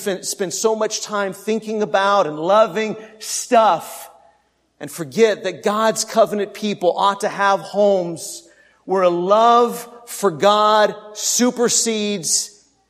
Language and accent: English; Texas, United States